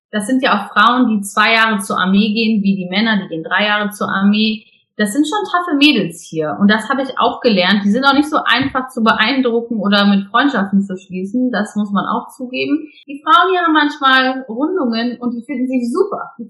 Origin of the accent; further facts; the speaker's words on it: Hamburg, Germany; born there; ich bin ja geborene Hamburgerin